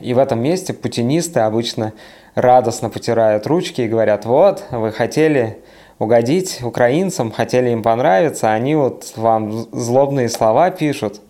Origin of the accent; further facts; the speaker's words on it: Siberia, Russia; moved away; also born or lived in Saint Petersburg; я из Сибири, а вот потом в Петербурге жил